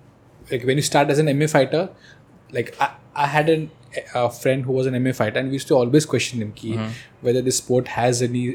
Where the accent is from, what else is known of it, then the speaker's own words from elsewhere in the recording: Mahad, Maharashtra, India; moved away; my hometown in Mahad